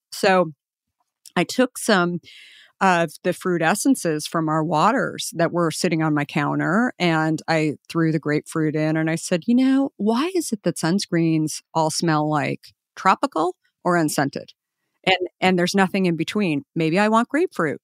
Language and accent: English; Scottsdale, Arizona, United States; I grew up in Scottsdale.